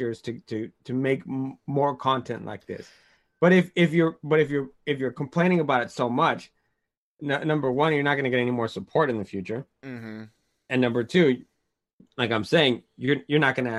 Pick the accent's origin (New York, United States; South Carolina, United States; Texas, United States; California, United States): California, United States; Oakland; I'm from Oakland